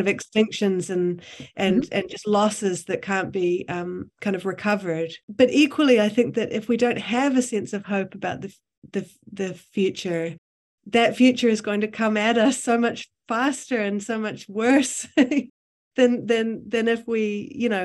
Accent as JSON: {"language": "English", "country": "New Zealand", "said": "as a New Zealander"}